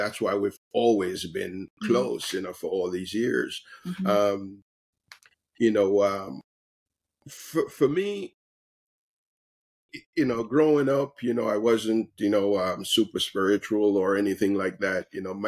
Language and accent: English; Jamaica; for me, growing up in Jamaica